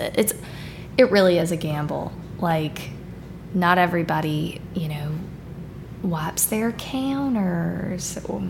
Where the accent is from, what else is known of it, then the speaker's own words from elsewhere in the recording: Hattiesburg, Mississippi, United States; accent: standard Midwestern; You know, I'm from here. I'm from Hattiesburg. But my accent, I would say, is pretty, like, standard Midwestern for the most part.